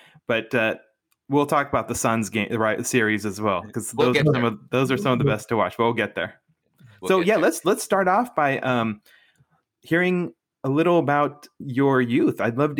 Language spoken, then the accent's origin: English; Spokane, Washington, United States; I grew up in Spokane, Washington. My dad is a professor at Gonzaga.